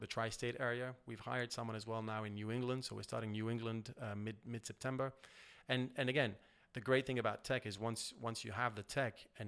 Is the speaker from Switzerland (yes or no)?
yes; Switzerland; I'm from Switzerland, where privacy is something that is, you know, very important, banking being my background.